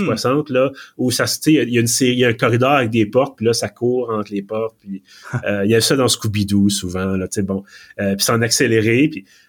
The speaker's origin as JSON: {"language": "French", "region": "Quebec", "country": "Canada", "accent": "Québécois", "said": "mon bel accent québécois"}